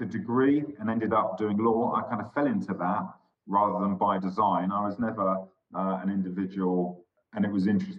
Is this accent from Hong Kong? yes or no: no; London, United Kingdom; also born or lived in Scotland; I was born in Scotland, actually, I have to admit. And I am, in some ways, a proud Scot, but I'm also a very proud Londoner, having spent most of my life in London. I went to school in London